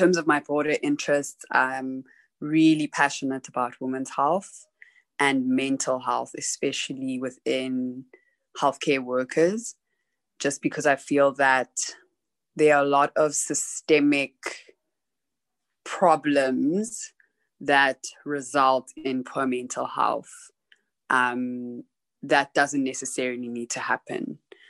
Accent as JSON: {"language": "English", "country": "South Africa", "tie": "born there", "also_born_or_lived": "Zimbabwe", "said": "Originally, I am Zimbabwean South African, so I was born in South Africa, but half of my family is Zimbabwean"}